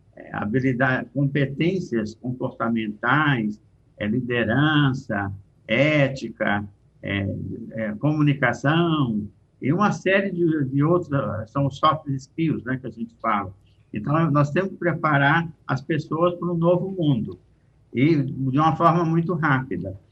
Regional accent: Brazil; Eu, como brasileiro

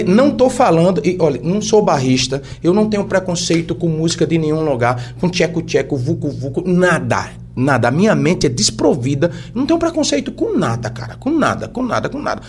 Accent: Igarassu, Pernambuco, Brazil; Gente, eu sou de Garaçu

